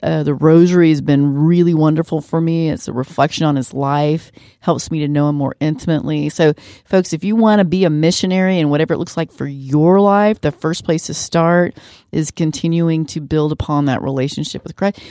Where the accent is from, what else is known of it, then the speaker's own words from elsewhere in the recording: San Marcos, Texas, United States; as a little kid growing up in San Marcos